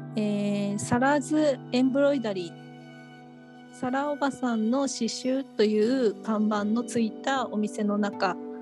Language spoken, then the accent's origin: Japanese; Kyushu, Japan; 私はあの、九州の出身なんですけれども